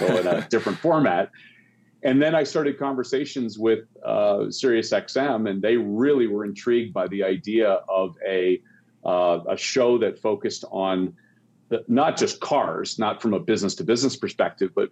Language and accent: English; Canada; I grew up in Canada